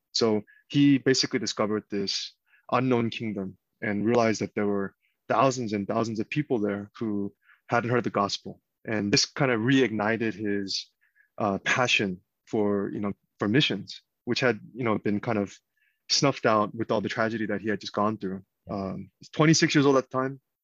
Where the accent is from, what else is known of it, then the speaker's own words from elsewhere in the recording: Georgia, United States; also born or lived in Korea / Texas; most of my life has been in Georgia now, Gwinnett County